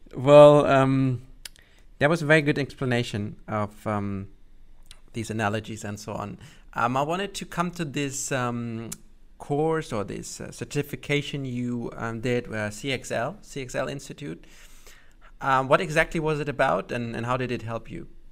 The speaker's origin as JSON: {"language": "English", "country": "Germany", "said": "I'm from Germany myself"}